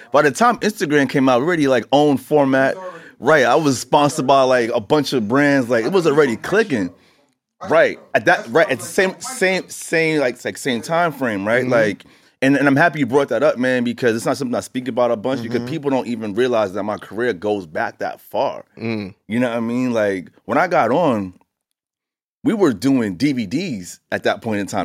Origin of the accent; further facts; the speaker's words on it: New York City, New York, United States; growing up in Queens and riding my bike up and down Merrick Boulevard